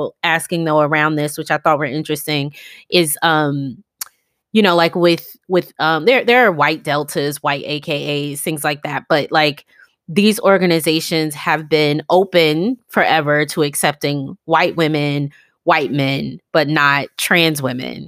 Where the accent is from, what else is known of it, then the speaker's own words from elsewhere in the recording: New York City, New York, United States; I grew up in Brooklyn. My Brooklyn didn't look anything like the Cosby's Brooklyn.